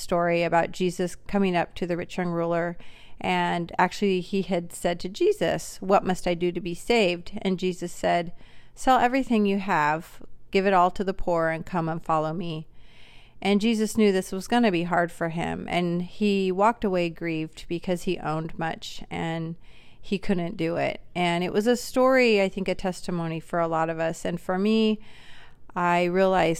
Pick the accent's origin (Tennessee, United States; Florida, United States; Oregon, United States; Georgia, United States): Oregon, United States; Portland; moved away as an adult; now in Kailua-Kona, United States; I'm from Portland, Oregon